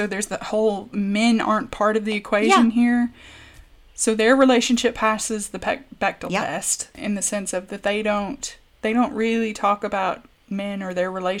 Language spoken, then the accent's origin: English; United States; moved away; Because I'm from the States?